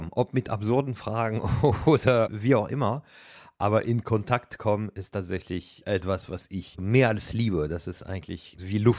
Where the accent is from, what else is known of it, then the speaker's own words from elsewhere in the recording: Paris, Île-de-France, France; moved away; Also ich bin in Paris geboren und auch aufgewachsen.